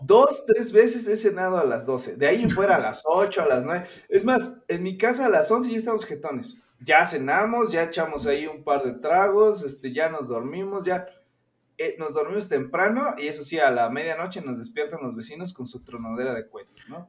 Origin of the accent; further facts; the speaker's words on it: Orizaba, Veracruz, Mexico; moved away as an adult; now in Mexico City, Mexico; de donde yo soy, Orizaba, Veracruz